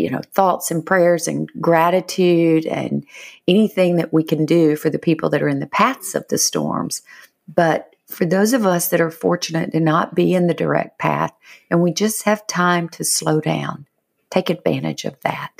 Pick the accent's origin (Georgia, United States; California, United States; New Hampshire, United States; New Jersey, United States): Georgia, United States; moved away; I am from Georgia originally.